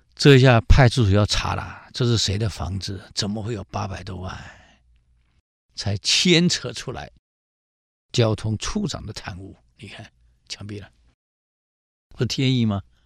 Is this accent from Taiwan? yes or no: yes; Taiwan; 在大陆的历史课本有提，我们台湾人没提过啊